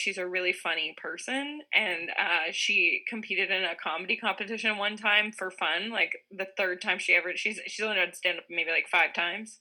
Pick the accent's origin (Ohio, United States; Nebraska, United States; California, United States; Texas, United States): Texas, United States; Houston; moved away as an adult; now in New York City, United States; I'm originally from Texas, Houston, Texas.